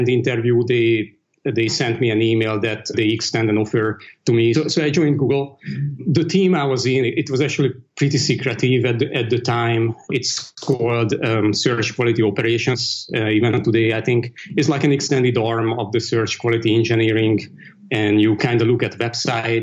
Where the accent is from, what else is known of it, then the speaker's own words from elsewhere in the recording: Hungary; moved away as an adult; also born or lived in Dublin, Ireland / Hong Kong; now in London, United Kingdom; I grew up in the East Bloc, in Hungary specifically.